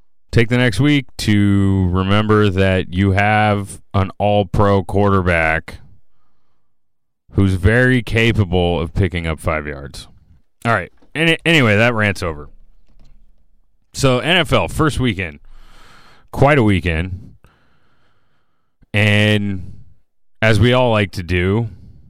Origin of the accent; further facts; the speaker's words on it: Bay Area, California, United States; growing up in the Bay Area, living here